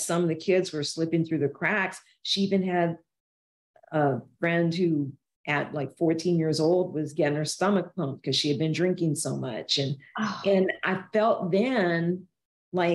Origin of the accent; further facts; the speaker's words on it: New Orleans, Louisiana, United States; moved away as an adult; also born or lived in Georgia; Anne and I are from Louisiana. We're from New Orleans